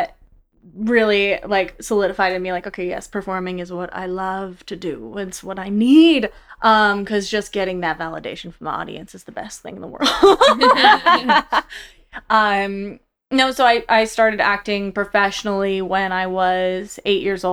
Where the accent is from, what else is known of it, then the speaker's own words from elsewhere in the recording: United States; I'm American